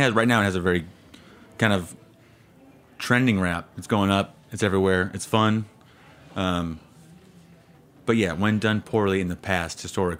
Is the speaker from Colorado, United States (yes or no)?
no; Santa Cruz, California, United States; moved away as an adult; also born or lived in Chicago, Illinois; now in New York, United States; I'm from Santa Cruz, California. Like, I grew up there, Chicago originally, and Santa Cruz is a nice little, perfect little bubble of paradise. It's surf town, chill vibes, got the redwoods to the back.